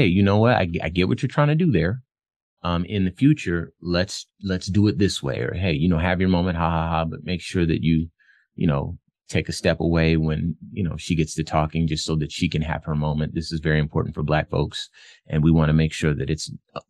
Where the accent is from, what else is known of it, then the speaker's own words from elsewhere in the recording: Phoenix, Arizona, United States; I'm from Phoenix